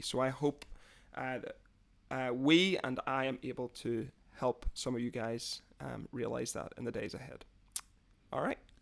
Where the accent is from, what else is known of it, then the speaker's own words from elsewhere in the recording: Londonderry, Northern Ireland, United Kingdom; now in Scotland, United Kingdom; I was born, uh, just outside the city of Londonderry, which is the second biggest city in Northern Ireland